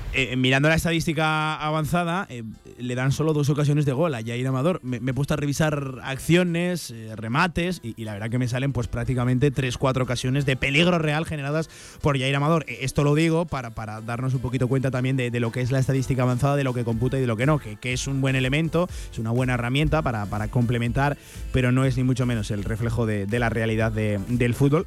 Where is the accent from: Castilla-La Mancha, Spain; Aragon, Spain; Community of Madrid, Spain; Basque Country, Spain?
Aragon, Spain; Zaragoza; como zaragocistas, como zaragozanos